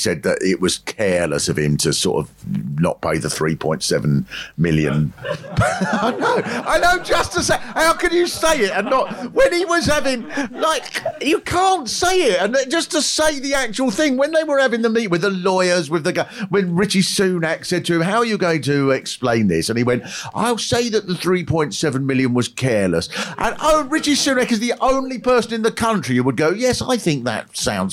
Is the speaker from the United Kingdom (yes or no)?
yes; England, United Kingdom; we're English